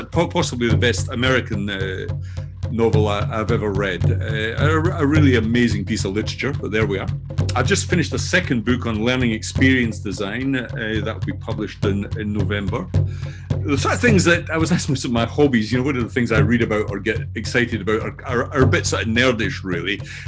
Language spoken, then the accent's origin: English; Scotland, United Kingdom; accent: Scottish; now in Brighton, United Kingdom; although I'm speaking today from Brighton in the south coast of England, you can probably tell already that I have a Scottish accent, which is where I'm from originally.